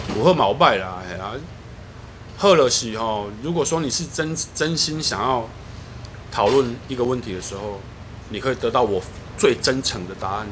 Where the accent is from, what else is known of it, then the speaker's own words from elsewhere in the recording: southern Taiwan, Taiwan; 而且我是南部， 而且我南部我跟他是，呃，常常 平常生活讲台语大于中文的人